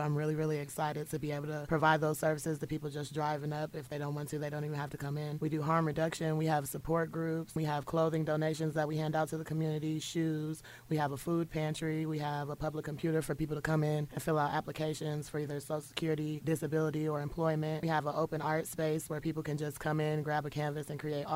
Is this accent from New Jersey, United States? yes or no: no; Springfield, Illinois, United States; I'm from Springfield, Illinois, born and raised